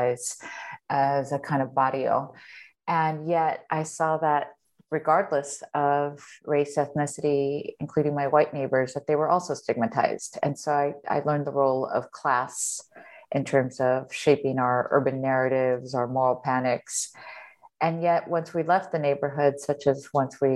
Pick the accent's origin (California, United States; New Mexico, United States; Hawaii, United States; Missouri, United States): California, United States; Los Angeles; also born or lived in Michigan; I grew up in Echo Park, a neighborhood near downtown Los Angeles